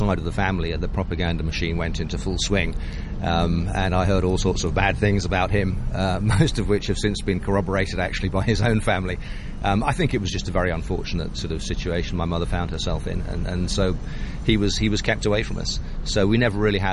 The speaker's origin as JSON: {"language": "English", "area": "a village near Cambridge", "region": "East of England", "country": "United Kingdom", "tie": "born or raised there", "also_born_or_lived": "Croydon, London / Guernsey", "said": "after two or three years there, we moved back to the mainland, to a very small village just 10 miles outside Cambridge"}